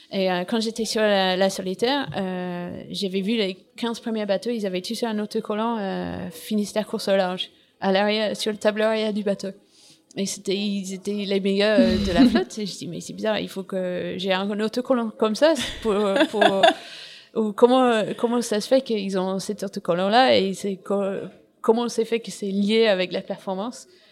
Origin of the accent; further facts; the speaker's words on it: England, United Kingdom; French is a second language; moved away as an adult; now in France; je suis anglaise